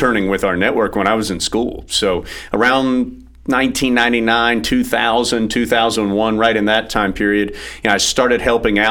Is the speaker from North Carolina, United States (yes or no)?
yes; Jacksonville, North Carolina, United States; also born or lived in Sanford, North Carolina / Philadelphia; I grew up down in Jacksonville, about 2 hours away